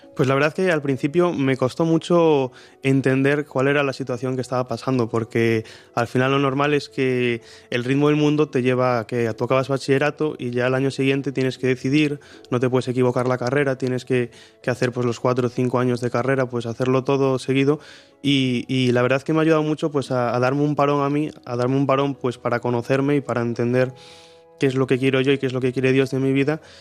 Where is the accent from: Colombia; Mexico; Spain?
Spain; Marín, Galicia; soy de Marín, como, como dicen, soy el pequeño de cuatro hermanos